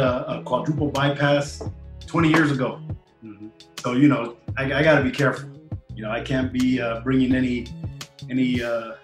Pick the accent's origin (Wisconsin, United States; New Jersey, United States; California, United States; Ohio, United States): California, United States; Bell Gardens; also born or lived in Charter Oak, California; I grew up in the city of Bell Gardens, which they're neighboring little towns in Southeast